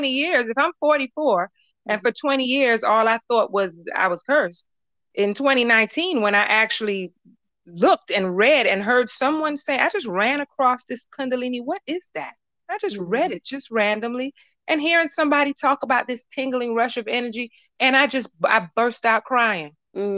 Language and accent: English; Miami, Florida, United States; I'm from Miami